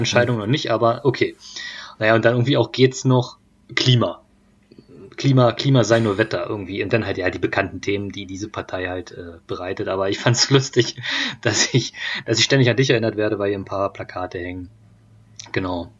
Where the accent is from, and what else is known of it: the flat land between Berlin and Leipzig, Germany; born or raised there; moved away